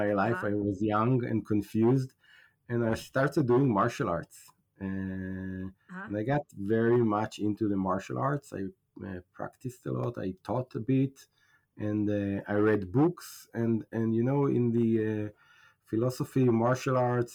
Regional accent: Israel; also born or lived in United States; I'm from Israel

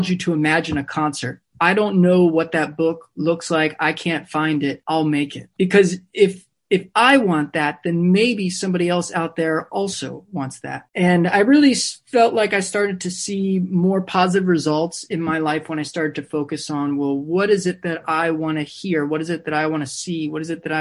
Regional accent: Maryland, United States; now in New York, United States; growing up in Maryland

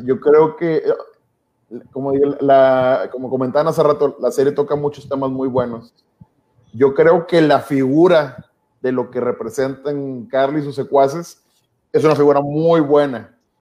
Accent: Mexico; los mexicanos no somos aztecas tampoco

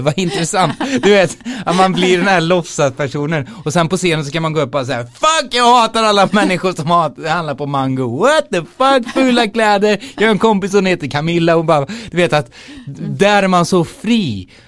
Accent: Skara, Västra Götaland, Sweden; moved away as an adult; also born or lived in London; spelade jag liksom i olika band i Skara där jag är ifrån

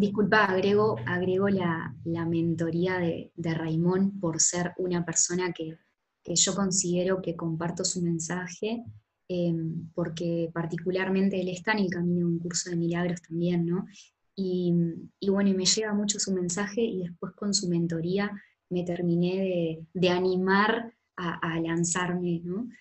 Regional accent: Florida, Uruguay; moved away; llegar acá a, Uruguay y particularmente a Florida, que es el lugar donde, donde yo nací

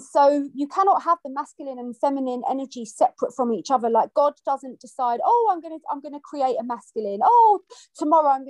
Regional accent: London, United Kingdom; I grew up in London, and I went to a Catholic school

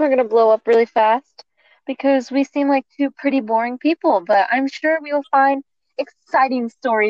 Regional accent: El Paso, Texas, United States; I am from El Paso, Texas

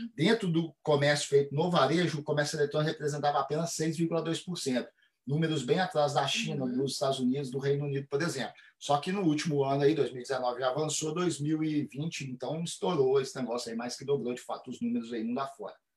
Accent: Minas Gerais, Brazil; eu sou de Minas Gerais, sou mineiro.

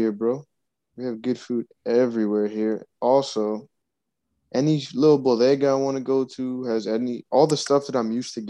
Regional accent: New Jersey, United States; moved away as an adult; also born or lived in Virginia; New Jersey, bro. What can I say? It's my hometown, dude. It's where my family's at.

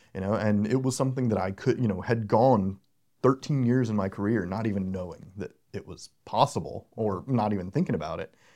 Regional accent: Charlotte, North Carolina, United States; moved away; I'm originally from Charlotte

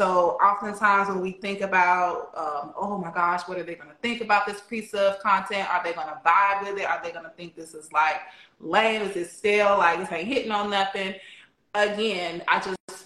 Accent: Alabama, United States; I'm from Alabama

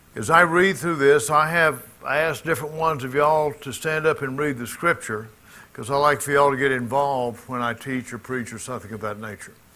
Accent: Jackson, Mississippi, United States; moved away; Jackson, my hometown.

